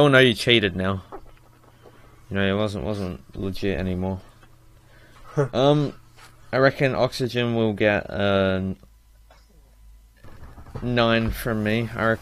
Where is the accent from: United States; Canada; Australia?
Australia; I'm Australian